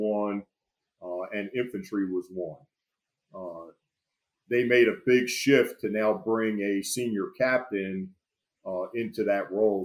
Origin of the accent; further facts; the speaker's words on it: Florence, New Jersey, United States; I grew up in Florence, New Jersey, a small town in Burlington County